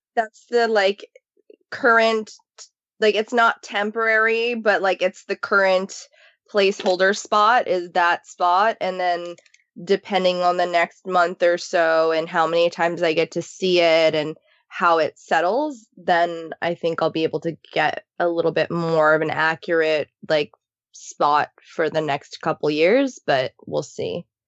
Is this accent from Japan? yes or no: yes; Japan; now in Los Angeles, United States; growing up in Japan